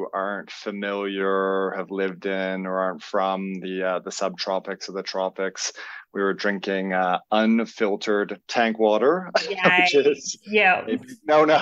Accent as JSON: {"language": "English", "country": "Canada", "also_born_or_lived": "Melbourne, Australia", "moved": "as an adult", "lives_now": "Byron Bay, Australia", "said": "I am Canadian, originally born. I've been in Australia for 20 plus years. Came over as a traveler"}